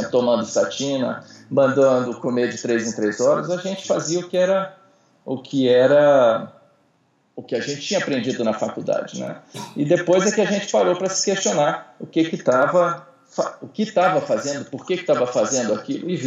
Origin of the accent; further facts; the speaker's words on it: Brasília, Federal District, Brazil; Então, uh, eu sou aqui de Brasília.